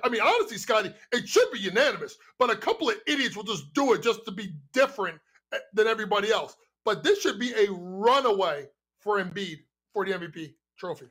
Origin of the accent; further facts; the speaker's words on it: New York, United States; my hometown, New York